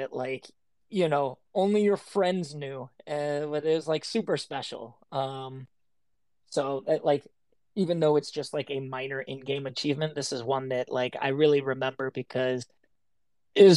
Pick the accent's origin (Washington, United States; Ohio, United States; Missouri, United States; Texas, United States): Washington, United States; Seattle; I grew up in Seattle.